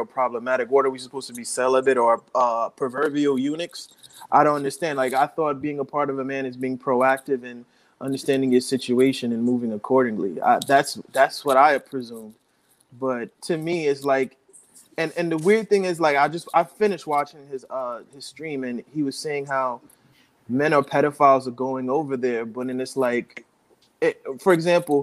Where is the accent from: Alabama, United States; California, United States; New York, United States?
New York, United States; I'm from New York